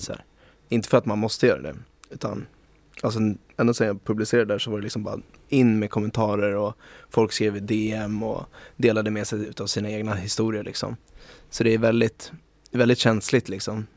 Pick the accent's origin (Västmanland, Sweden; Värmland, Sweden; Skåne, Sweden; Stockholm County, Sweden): Stockholm County, Sweden; Stockholm; moved away as an adult; also born or lived in Oslo, Norway / Magaluf, Mallorca, Spain; som jag är född och uppvuxen i, Stockholm